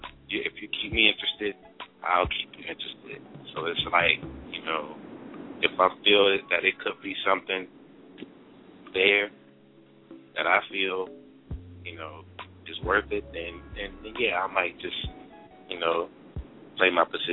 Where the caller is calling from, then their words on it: Virginia, United States; from VA.